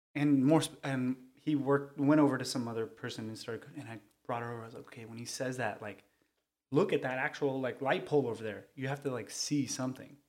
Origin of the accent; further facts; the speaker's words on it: Cerritos, California, United States; I'm from Cerritos, California. Uh, not born, but raised, um, but Southern California native.